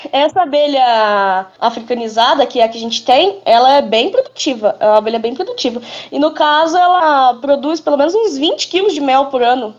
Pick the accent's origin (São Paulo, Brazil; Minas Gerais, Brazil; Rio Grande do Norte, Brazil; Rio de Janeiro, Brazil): Minas Gerais, Brazil; Botelhos; Sou de Minas. Sou de Minas Gerais, aqui em Botelhos.